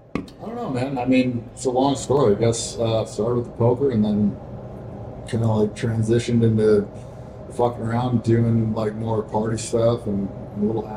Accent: Tampa, Florida, United States; born or raised there

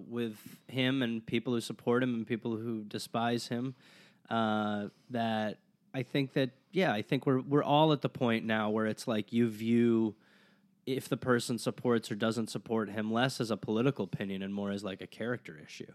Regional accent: Wisconsin, United States; I grew up in Wisconsin

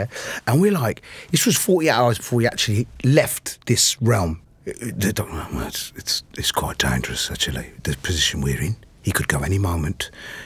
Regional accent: Coventry and Birmingham, West Midlands, United Kingdom; we're from Coventry and Birmingham

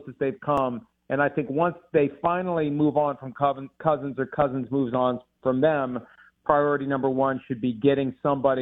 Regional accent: near Pittsburgh, Pennsylvania, United States; I grew up near Pittsburgh and everybody in town was a Steelers fan

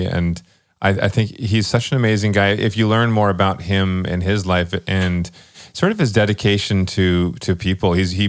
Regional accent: Vancouver, British Columbia, Canada; moved away as an adult; also born or lived in Calgary; I grew up in Vancouver, and then I spent a lot of time up in Calgary.

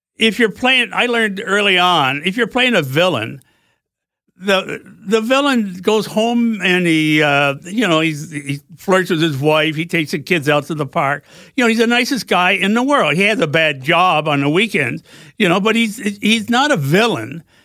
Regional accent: Vermont, United States; moved away as an adult; also born or lived in Potsdam, New York; where I grew up in Vermont.

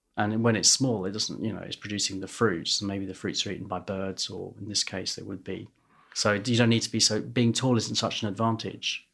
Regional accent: London, United Kingdom; I was born in London and grew up in London

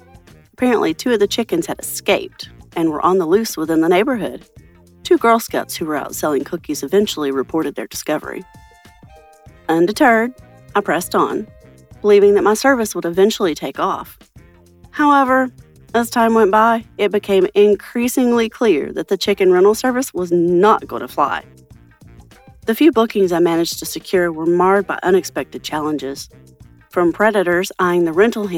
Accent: Boise, Idaho, United States; from Boise, Idaho.

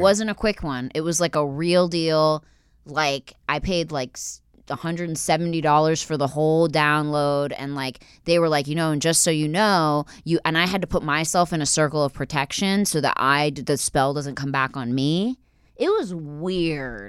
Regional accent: Philadelphia, Pennsylvania, United States; I'm from Philly

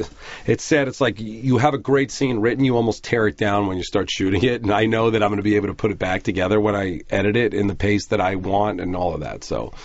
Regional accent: Merrick, New York, United States; moved away; I grew up in Merrick.

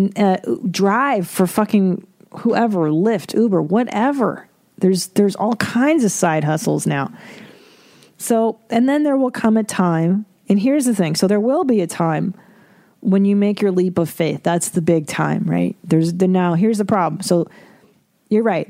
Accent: Windsor, Ontario, Canada; I am an Ontario person too. I'm from Windsor

